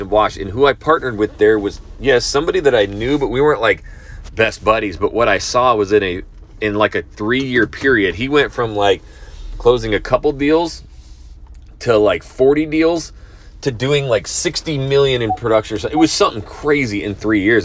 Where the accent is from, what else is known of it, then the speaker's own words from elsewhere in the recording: Idaho, United States; moved away; back to Idaho, my hometown